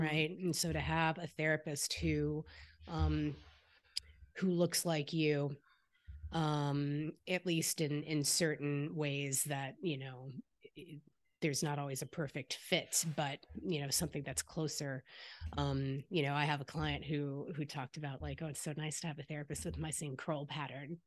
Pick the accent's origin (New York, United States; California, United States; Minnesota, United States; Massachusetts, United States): California, United States; the Bay Area; I grew up here in the Bay